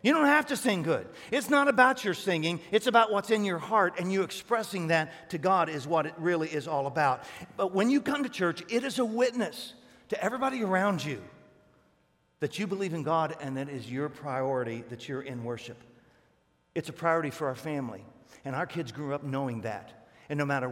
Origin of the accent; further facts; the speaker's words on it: Northeast Ohio, United States; I'm Northeast Ohio.